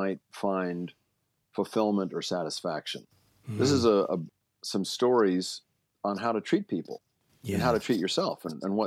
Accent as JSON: {"language": "English", "town": "Baltimore", "region": "Maryland", "country": "United States", "tie": "born or raised there", "said": "I grew up in Baltimore"}